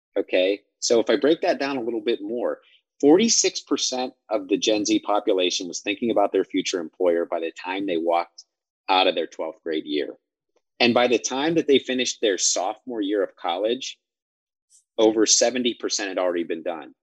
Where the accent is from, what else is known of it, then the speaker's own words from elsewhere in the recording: Midwest, United States; I was from the Midwest, from a rural area.